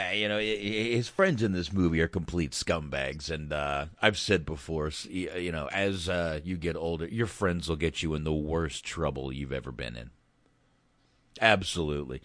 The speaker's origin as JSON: {"language": "English", "region": "North Carolina", "country": "United States", "tie": "born or raised there", "also_born_or_lived": "Boston, Massachusetts", "said": "I might have been born in Boston, but I kind of grew up in North Carolina"}